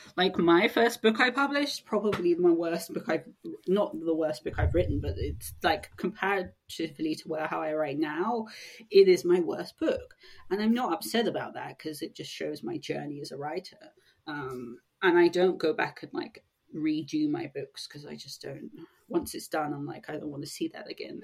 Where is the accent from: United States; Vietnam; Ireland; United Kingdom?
United Kingdom; Sussex, South East England; I grew up in Sussex